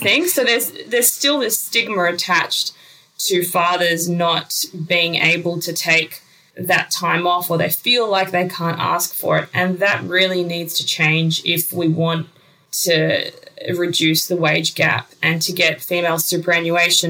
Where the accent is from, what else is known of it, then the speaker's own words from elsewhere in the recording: Uzbekistan; moved away; I grew up in Uzbekistan, which is a former part of the Soviet Union